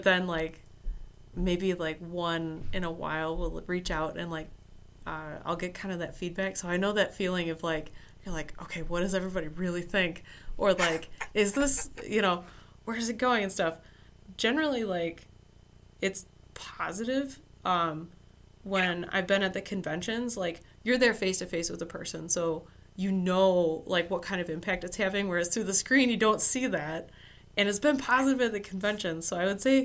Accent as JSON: {"language": "English", "area": "Motor City", "region": "Michigan", "country": "United States", "tie": "born or raised there", "said": "Motor City Comic Con, so it's my hometown convention."}